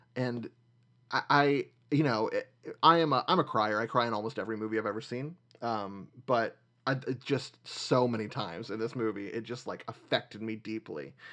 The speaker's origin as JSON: {"language": "English", "town": "Nashville", "region": "Tennessee", "country": "United States", "tie": "born or raised there", "moved": "yes", "said": "I grew up in Nashville."}